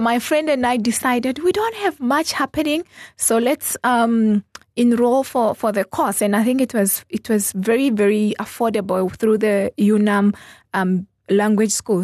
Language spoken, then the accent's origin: English; Zambezi, Namibia; also born or lived in Botswana; now in Windhoek, Namibia; I grew up in the Zambezi region. So that is, I was actually born in Botswana. Um, but I grew up in the Zambezi region.